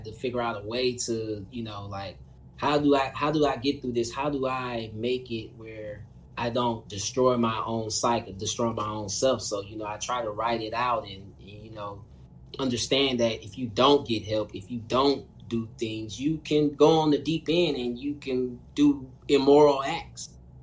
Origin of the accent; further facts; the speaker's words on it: Indiana, United States; I grew up in a rough hood. You know what I mean? I'm from Indiana